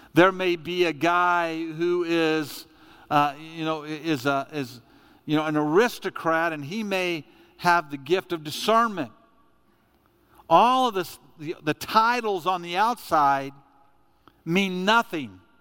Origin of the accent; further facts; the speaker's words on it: United States; I'm an American